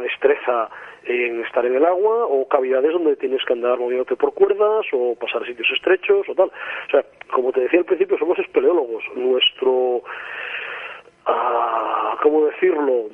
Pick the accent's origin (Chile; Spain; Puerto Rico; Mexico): Spain; Asturias; yo soy asturiano, vivo en Asturias